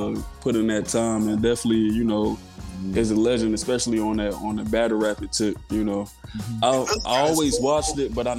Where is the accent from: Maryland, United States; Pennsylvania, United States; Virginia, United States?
Pennsylvania, United States; Philadelphia; Yeah, just growing up in North Philly, I used to travel a lot, back down south.